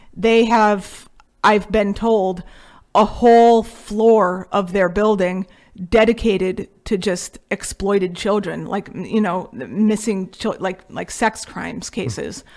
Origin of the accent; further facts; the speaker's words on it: Connecticut, United States; we are from Connecticut